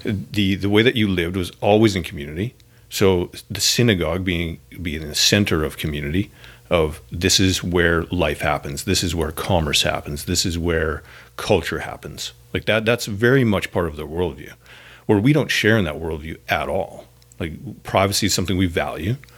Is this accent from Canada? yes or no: yes; Canada; now in Northern California, United States; As a Canadian